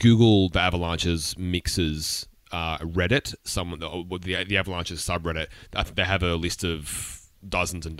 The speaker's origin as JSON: {"language": "English", "country": "Australia", "said": "as an Australian"}